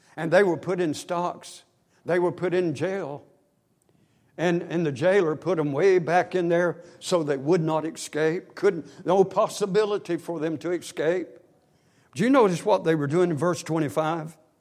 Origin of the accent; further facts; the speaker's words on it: Northwest Georgia, United States; We grew up in Northwest Georgia, right out of Chattanooga on the Georgia side